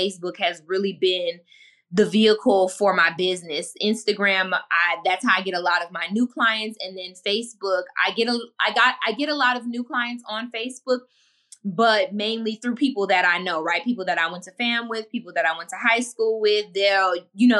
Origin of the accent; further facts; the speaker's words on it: Miami, Florida, United States; I'm from the hood. I'm from Miami, and not the part that people visit